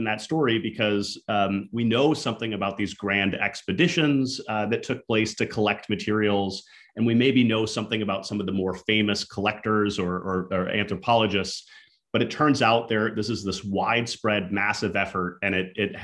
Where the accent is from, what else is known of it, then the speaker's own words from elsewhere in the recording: Minnesota, United States; my hometown in Minnesota. So she grew up next to the same Native community that I happen to grow up next